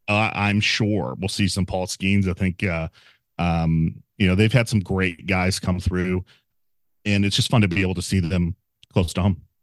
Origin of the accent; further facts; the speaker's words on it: Dearborn, Michigan, United States; I am lucky to be a son of Detroit. I grew up in Dearborn, Michigan, which is, um, hometown of Henry Ford, uh, just west of the city.